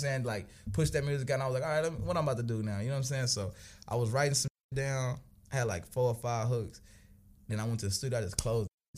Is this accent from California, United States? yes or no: no; Tulsa, Oklahoma, United States; I grew up, uh, like you say, north side of Tulsa.